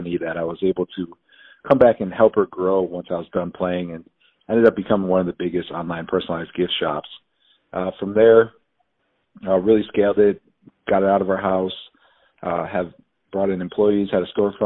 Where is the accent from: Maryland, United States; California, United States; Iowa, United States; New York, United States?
New York, United States; Buffalo; moved away as an adult; also born or lived in Arizona; born and raised in Buffalo, New York, 5 brothers